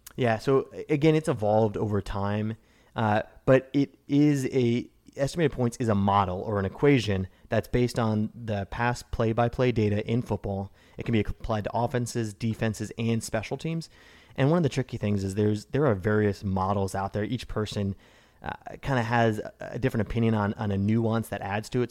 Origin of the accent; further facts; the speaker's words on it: Evanston, Illinois, United States; in Evanston, Illinois, my hometown